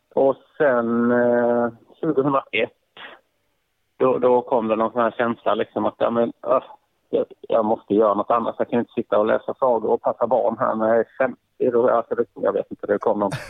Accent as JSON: {"language": "Swedish", "town": "Karlskrona", "region": "Blekinge", "country": "Sweden", "tie": "born or raised there", "said": "född och uppvuxen i eh, Karlskrona"}